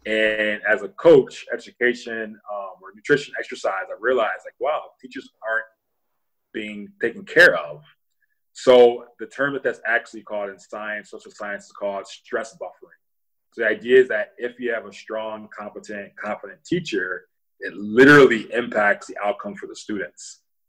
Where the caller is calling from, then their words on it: Milwaukee, Wisconsin, United States; Milwaukee, Wisconsin, but specifically I'm in my office at my home.